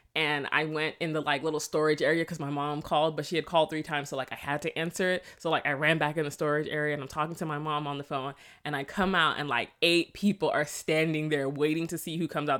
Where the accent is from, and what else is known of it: South Florida, United States; born or raised there; accent: Patois; also born or lived in Jamaica